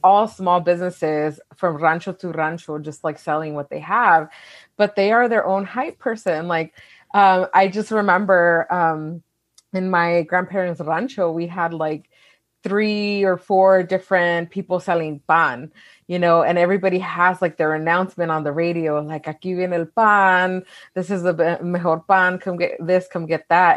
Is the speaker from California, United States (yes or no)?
yes; Wilmington, California, United States; I was born and raised in California